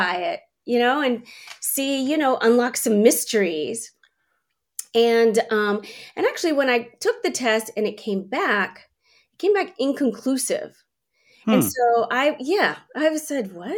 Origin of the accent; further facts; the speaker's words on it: Washington, District of Columbia, United States; moved away as an adult; also born or lived in California; I was living in California at the time. I'm from the East Coast, from the DC area